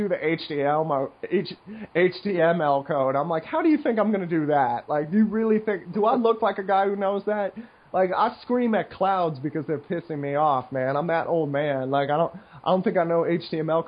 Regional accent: United States; moved away; I'm an American once in a while in this neighborhood

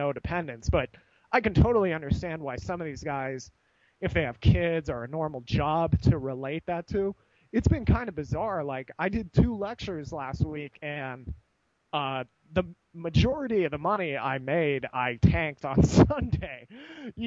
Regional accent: United States; being American

